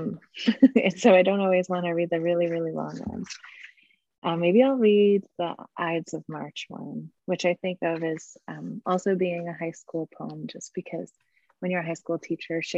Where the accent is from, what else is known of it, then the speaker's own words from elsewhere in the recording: Midwest, United States; moved away as an adult; now in San Francisco, United States; I grew up on Lake Michigan